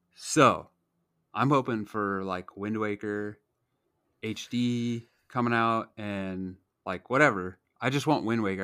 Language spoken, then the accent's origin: English; Nebraska, United States; I grew up in Nebraska where college football is king